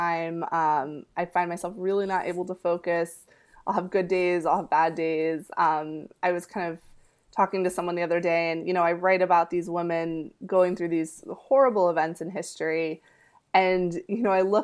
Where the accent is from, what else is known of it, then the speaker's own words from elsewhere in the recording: North Florida, United States; first language Spanish; English is a second language; moved away; also born or lived in Dominican Republic; I actually grew up in North Florida for most of my childhood